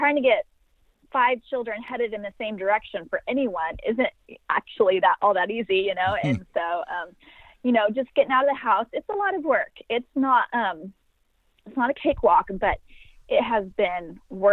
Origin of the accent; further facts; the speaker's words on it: Sacramento, California, United States; I'm from Sacramento, California